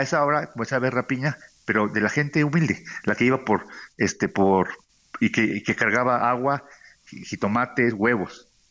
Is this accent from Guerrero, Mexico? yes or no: yes; Acapulco, Guerrero, Mexico; Yo soy de Acapulco